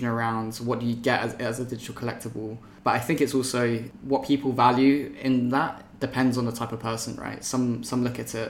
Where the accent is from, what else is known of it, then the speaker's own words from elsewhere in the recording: Oxfordshire, South East England, United Kingdom; I grew up in Oxfordshire.